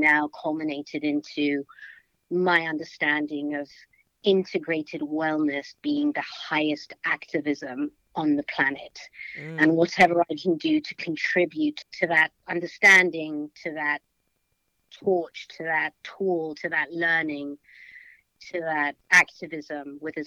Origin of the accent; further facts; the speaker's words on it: London, United Kingdom; moved away as an adult; now in United States; I was brought up in London and grew up in the 80s in London